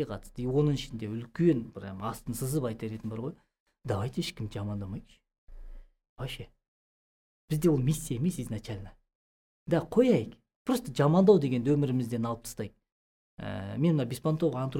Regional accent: Kazakhstan

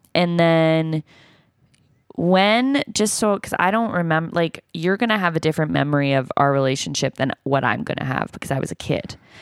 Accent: Toronto, Ontario, Canada; I'm from Toronto, and he lived there up until I was in, like, grade five

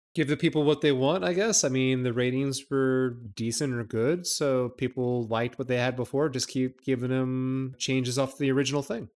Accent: United States; being the American that I am

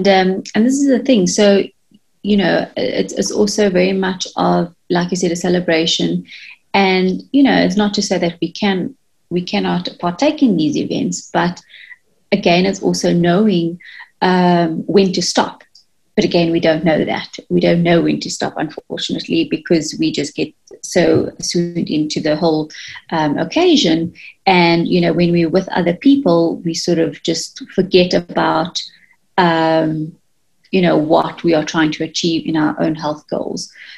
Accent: India; I'm using myself as an example, being Indian myself, we tend to want to eat the traditional type of foods

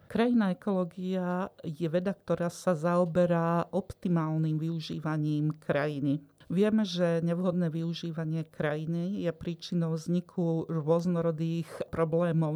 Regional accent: Trnava Hills, Trnava Region, Slovakia; No ja pochádzam z Nižnej oblasti Trnavskej pahorkatiny a najbližšie, čo tam máme, sú Malé Karpaty

